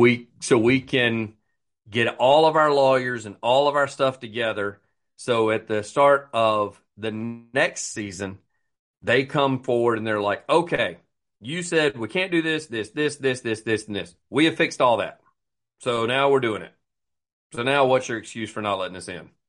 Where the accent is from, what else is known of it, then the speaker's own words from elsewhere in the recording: United States; being American